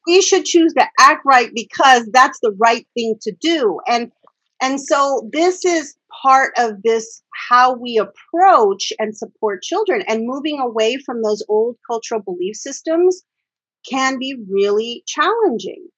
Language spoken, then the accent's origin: English; Phoenix, Arizona, United States; I grew up in South Phoenix and um, most of my time in South Phoenix